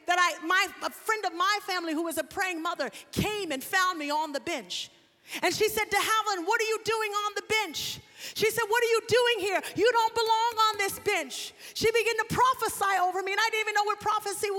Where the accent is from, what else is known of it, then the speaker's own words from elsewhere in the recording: New York, United States; I was born in 1978. During the drug wave that hit New York. I'm from New York